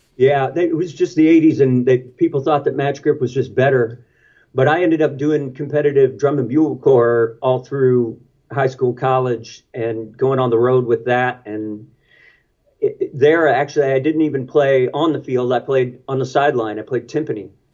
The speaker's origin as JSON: {"language": "English", "town": "Jefferson City", "region": "Missouri", "country": "United States", "tie": "born or raised there", "said": "I grew up in Jefferson City, right in the middle of the state"}